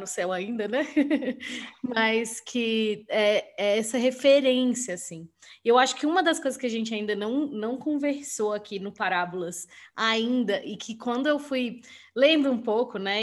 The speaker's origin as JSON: {"language": "Portuguese", "town": "Brasília", "region": "Federal District", "country": "Brazil", "said": "Aqui em Brasília, né? Eu sou de Brasília"}